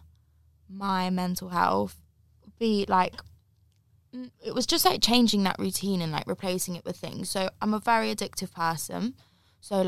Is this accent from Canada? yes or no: no; the Cotswolds, South West England, United Kingdom; moved away; I grew up in the Cotswolds